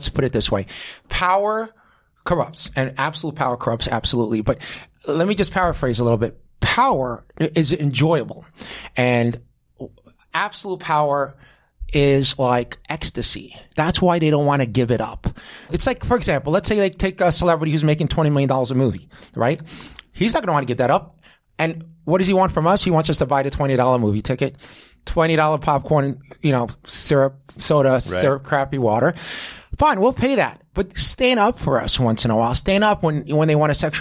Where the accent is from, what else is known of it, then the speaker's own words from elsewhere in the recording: Israel; moved away; I'm from Israel